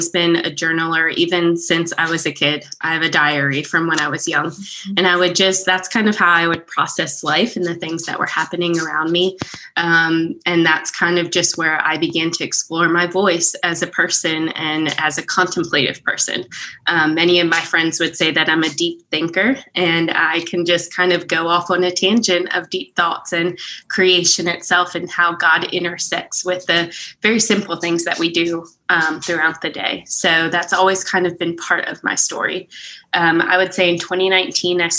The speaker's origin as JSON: {"language": "English", "region": "Pennsylvania", "country": "United States", "moved": "as an adult", "lives_now": "Prattville, United States", "said": "We're originally from Pennsylvania. So we moved from Amish country down to the South"}